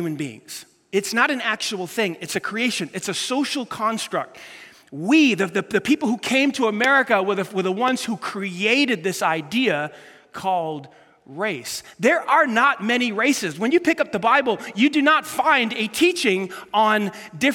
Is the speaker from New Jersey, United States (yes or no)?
no; New York City, New York, United States; when I grew up in New York City